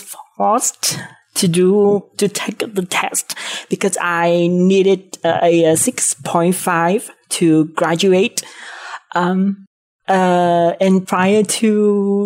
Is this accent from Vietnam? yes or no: yes; Nghệ An, Vietnam; English is a second language; I'm from Vietnam, a very small town in Vietnam called Nghệ